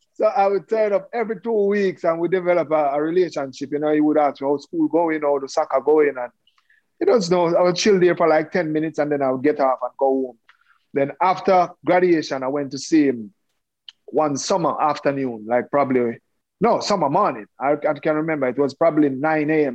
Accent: Kingston, Jamaica; I was born and raised in Kingston, Jamaica.

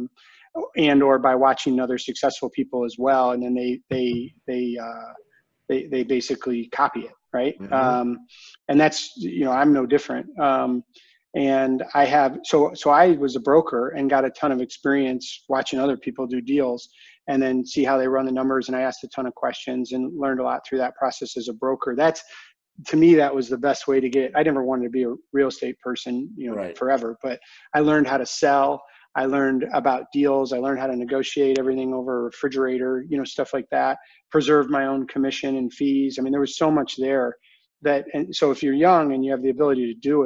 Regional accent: Ann Arbor, Michigan, United States; also born or lived in Arizona; I grew up in Ann Arbor

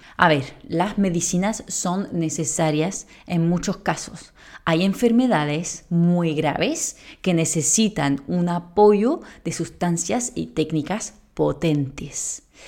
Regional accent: France; Spanish is a second language; moved away as an adult; now in Spain; muy española no sueno, pues soy francesa

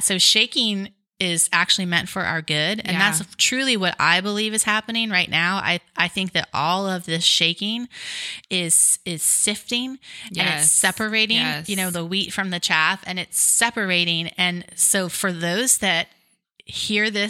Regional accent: United States; before I'm an American, I'm a child of God

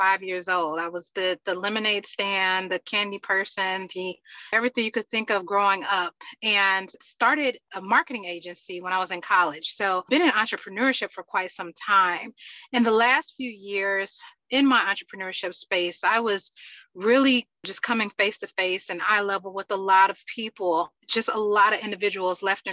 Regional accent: Atlanta, Georgia, United States; born and raised in Atlanta, Georgia

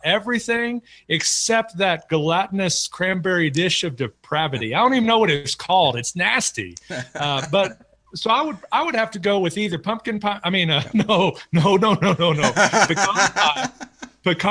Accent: Texas, United States; moved away; my church back in my hometown, Inglewood Baptist Church

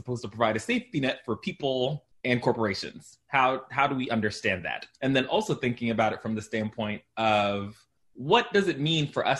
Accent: Long Island, New York, United States; I grew up in Long Island, New York, a predominantly white suburb

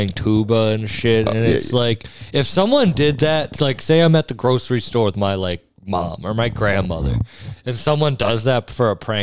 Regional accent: Cape Cod, Massachusetts, United States; I grew up on Cape Cod

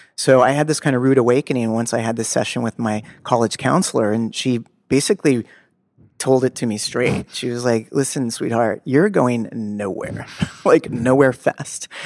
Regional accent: Los Angeles, California, United States; I grew up in Los Angeles, in, in Bel Air, the slums of Bel Air

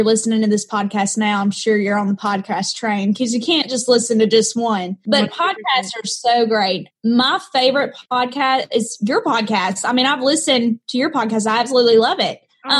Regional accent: the South, United States; accent: Southern; This very successful coach is telling me to get rid of my accent.

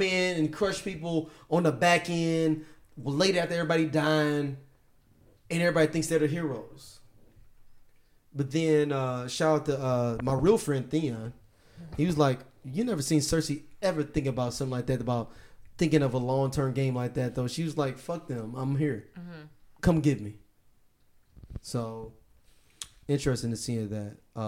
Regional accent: Belfast, Northern Ireland, United Kingdom; I'm actually a biracial black guy from Belfast.

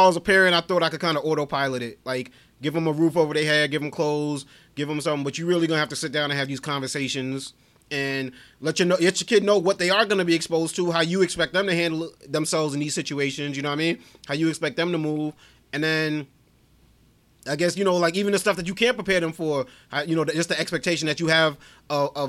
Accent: New York City, New York, United States; we grew up in Brooklyn.

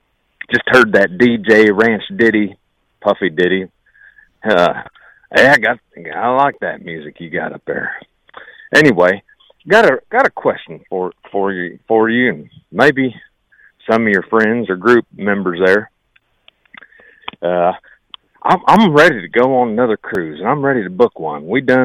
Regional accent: Virginia, United States; now in Pickaway County, United States; Hey, my accent, I done come up through West Virginia from Virginia down there, talk more like this in Virginia.

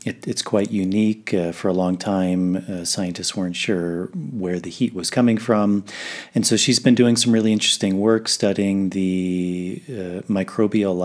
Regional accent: Washington, District of Columbia, United States; I grew up in Washington, D.C.

